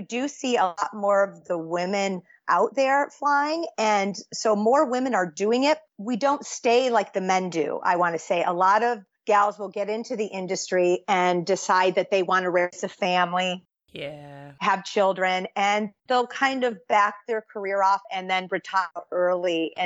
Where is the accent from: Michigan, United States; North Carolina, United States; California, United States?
Michigan, United States; I grew up in Michigan, which is we call it the Midwest